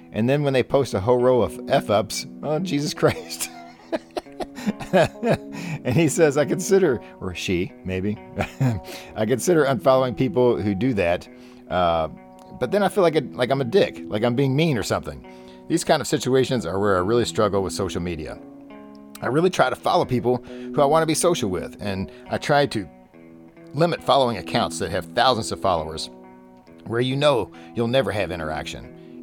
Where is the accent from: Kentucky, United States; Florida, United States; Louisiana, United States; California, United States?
Kentucky, United States; Louisville; my hometown